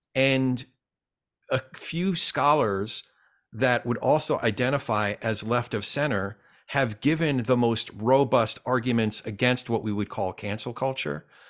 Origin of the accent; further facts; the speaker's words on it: New Jersey, United States; I grew up in Central Jersey